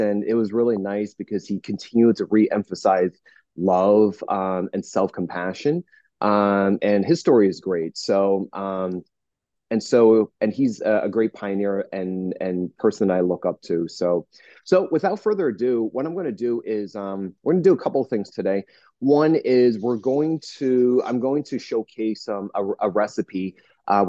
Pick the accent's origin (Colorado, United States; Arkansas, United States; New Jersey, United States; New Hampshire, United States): New Jersey, United States; now in Southern California, United States; I'm from New Jersey originally